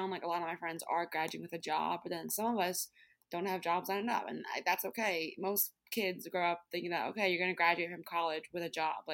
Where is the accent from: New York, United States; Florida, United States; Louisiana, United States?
New York, United States; Brooklyn; I grew up in New York City, which I've, I've loved living in the city like my whole life, as in I'm from Brooklyn.